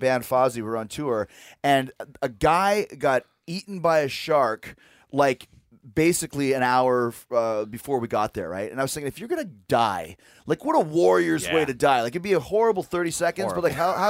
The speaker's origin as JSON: {"language": "English", "town": "Winnipeg", "region": "Manitoba", "country": "Canada", "tie": "born or raised there", "said": "So growing up in Winnipeg, when I was a kid, I decided that I wanted to be in a rock band and I wanted to be a wrestler."}